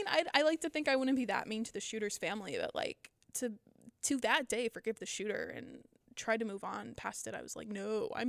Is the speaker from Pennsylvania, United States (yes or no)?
yes; Pennsylvania, United States; Like I was, because I'm from Pennsylvania and I'm really close to Lancaster.